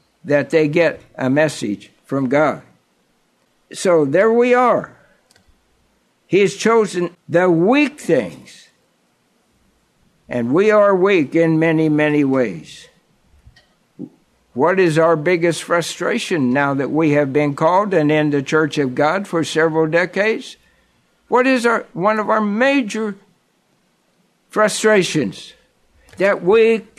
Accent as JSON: {"language": "English", "region": "Kansas", "country": "United States", "tie": "born or raised there", "said": "a little country boy growing up in Kansas on the flatlands"}